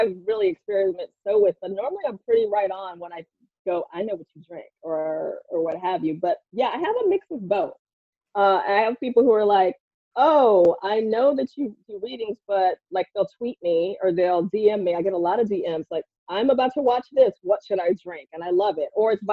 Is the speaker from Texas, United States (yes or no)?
yes; Houston, Texas, United States; moved away; also born or lived in New York; Growing up in Texas